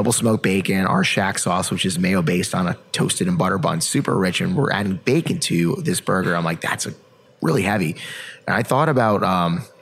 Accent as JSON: {"language": "English", "region": "Connecticut", "country": "United States", "tie": "born or raised there", "said": "where I grew up in Connecticut"}